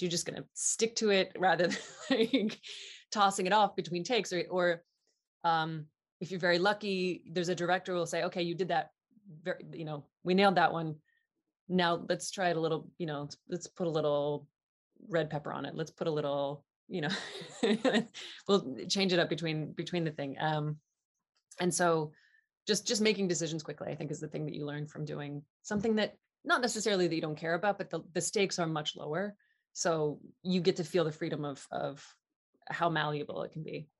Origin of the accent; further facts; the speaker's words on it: Southeast Ohio, United States; I'm from Southeast Ohio, which is the sort of beginnings of the Appalachian part of Ohio